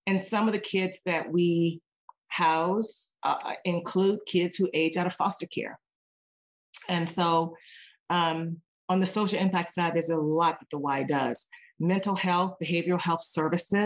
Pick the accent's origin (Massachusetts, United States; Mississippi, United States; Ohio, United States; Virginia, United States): Virginia, United States; Cambridge; also born or lived in Arizona; now in Seattle, United States; growing up in Cambridge, Virginia, there was no YMCA.